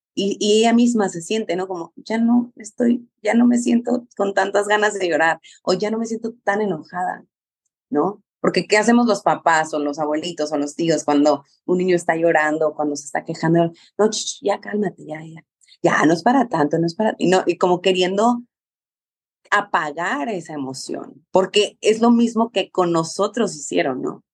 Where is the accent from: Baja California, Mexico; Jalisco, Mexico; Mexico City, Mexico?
Baja California, Mexico; Mexicali; yo soy mexicana, soy de Mexicali, Baja California